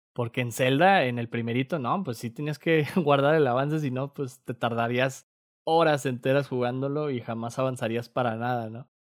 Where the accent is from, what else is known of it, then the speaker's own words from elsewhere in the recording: Torreón, Coahuila, Mexico; moved away; yo crecí en Torreón